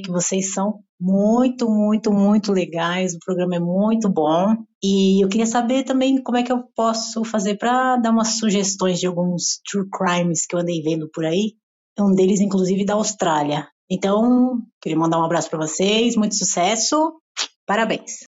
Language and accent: Portuguese; São Paulo, Brazil; eu sou de São Paulo